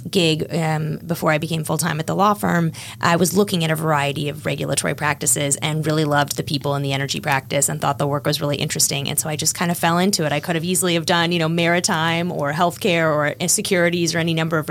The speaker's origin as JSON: {"language": "English", "town": "Washington", "region": "District of Columbia", "country": "United States", "said": "I'm from the Washington area, knew I wanted to come back after law school"}